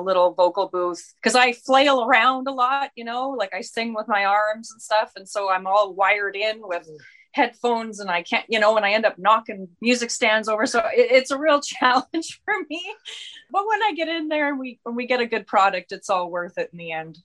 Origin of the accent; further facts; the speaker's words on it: southern Manitoba, Canada; now in Red Deer, Canada; we're both from very, very remote small towns in southern Manitoba